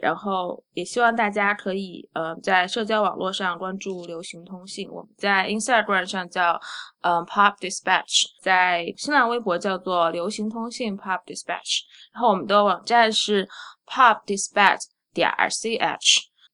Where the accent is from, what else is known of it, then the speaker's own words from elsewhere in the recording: Sichuan Fine Arts Institute, Chongqing, China; 我小时候是在四川美院长大的